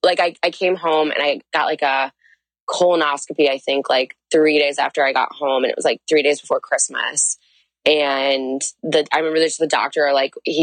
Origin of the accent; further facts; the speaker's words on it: St. Louis, Missouri, United States; moved away as an adult; also born or lived in Oxford, Ohio; I'm like from St. Louis.